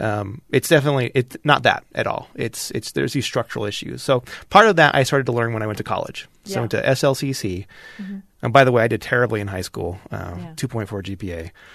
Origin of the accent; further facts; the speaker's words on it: Kearns, Utah, United States; But I grew up in Kearns, I grew up in Kearns, Utah. I went to Kearns High School.